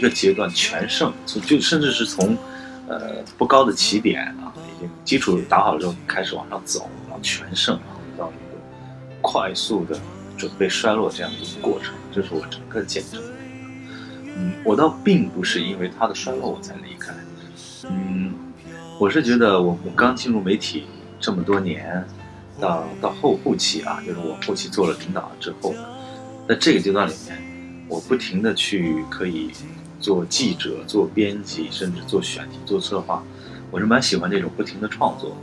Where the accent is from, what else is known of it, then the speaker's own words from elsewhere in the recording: Xi'an, Shaanxi, China; moved away; 虽然在西安长大，呃，但是我是跟我爷爷一起过的，他是江苏人。呃，像我们家这个传统就跟整个西安人传统不一样